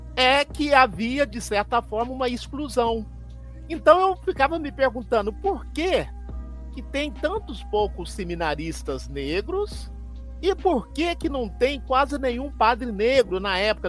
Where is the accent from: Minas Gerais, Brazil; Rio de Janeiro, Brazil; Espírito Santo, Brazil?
Minas Gerais, Brazil; Lavras; desde a minha infância, no interior de Minas, eu sou nascido em Lavras, sul de Minas Gerais.